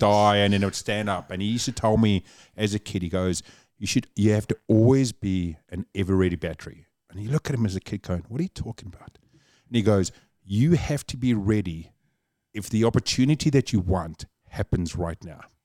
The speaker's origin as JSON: {"language": "English", "town": "Cape Town", "region": "Western Cape", "country": "South Africa", "tie": "born or raised there", "accent": "South African", "moved": "yes", "lives_now": "New Zealand", "said": "born and raised Cape Town, South Africa"}